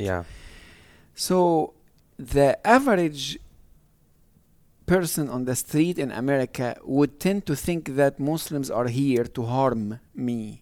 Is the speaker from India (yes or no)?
no; Egypt; now in United States; me growing up in Egypt